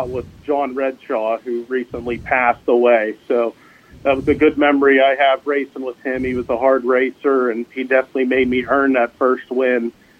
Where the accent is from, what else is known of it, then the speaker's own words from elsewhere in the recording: Latrobe, Pennsylvania, United States; Like I said, I grew up in Latrobe.